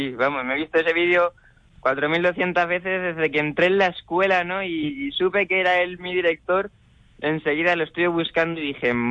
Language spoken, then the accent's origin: Spanish; Valeria, Castilla-La Mancha, Spain; sin olvidarnos nunca de, esas raíces manchegas, ¿no? De, mi pueblo, de Valeria y de toda mi familia